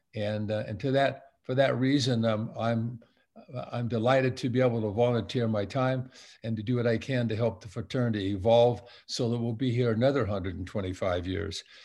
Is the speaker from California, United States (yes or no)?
yes; Long Beach, California, United States; I'm a Southern California kid, born and raised in Long Beach, California